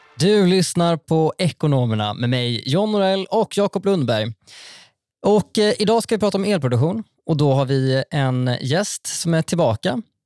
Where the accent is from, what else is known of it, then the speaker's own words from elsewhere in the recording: Västergötland plain, Västra Götaland, Sweden; Jag kommer ju från, eh, från Västgötaslätten